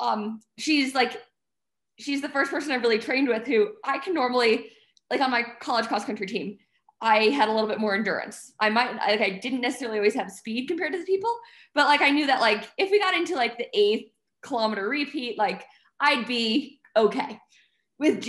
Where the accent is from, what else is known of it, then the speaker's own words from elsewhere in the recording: United States; I'm soft American